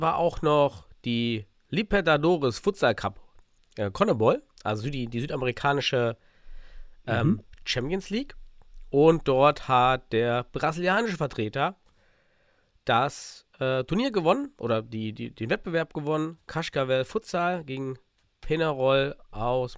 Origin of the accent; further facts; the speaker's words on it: Suhl, Thuringia, Germany; aus mhm. dem beschaulichen Suhl